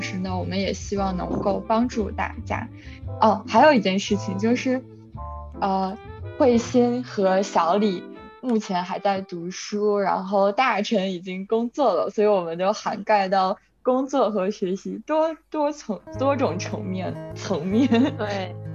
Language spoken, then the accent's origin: Chinese; China; moved away; 然后我们三个人都是 original类来自中国